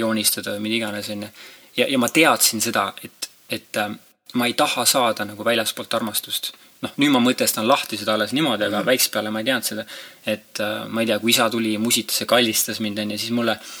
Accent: Estonia; also born or lived in Ireland; ma kasvasin üles siin talus

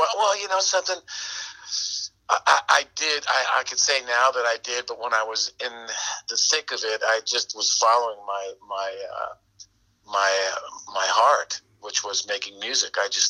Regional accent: Long Island, New York, United States; I'm out on Long Island.

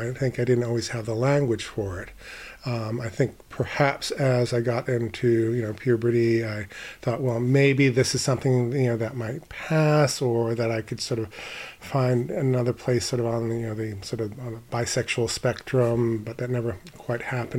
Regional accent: Maine, United States; also born or lived in Florida / France; I lived mostly in Maine, but my father was in the service, so I was born in Florida, my sister in New Jersey, my brother in upstate New York. But my earliest memories are from Maine.

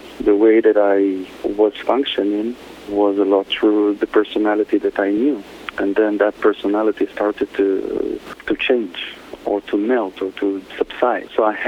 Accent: Israel; moved away as an adult; now in Costa Rica; Originally, I'm from Israel. I'm born in Israel, and in the last 20 years, I live in Costa Rica

